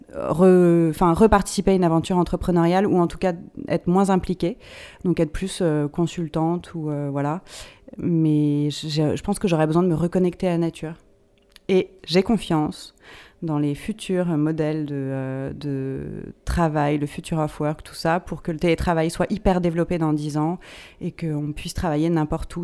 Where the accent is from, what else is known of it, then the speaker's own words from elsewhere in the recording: Paris, Île-de-France, France; je suis une Parisienne, j'ai grandi à Paris, euh, j'ai tout fait à Paris